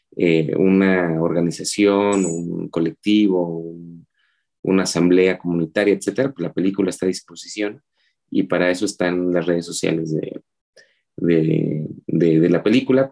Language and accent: Spanish; Oaxaca, Mexico; moved away as an adult; now in Mexico City, Mexico; soy originario de la ciudad de Oaxaca. Mis padres son serranos, mi mamá es mije, mi papá es zapoteco. Eh, yo viví, estudié toda mi vida en la ciudad de Oaxaca